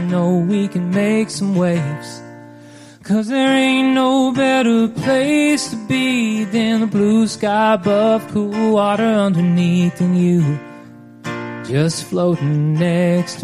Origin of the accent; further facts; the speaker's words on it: Nashville, Tennessee, United States; also born or lived in Texas / Houston, Texas; I grew up in Nashville, but I was also born in Texas. So I kind of claim both.